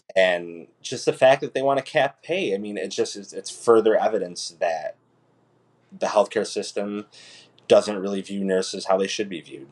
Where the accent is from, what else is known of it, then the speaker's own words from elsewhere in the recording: Utica, New York, United States; also born or lived in Ithaca, New York; I was born and raised in Utica, New York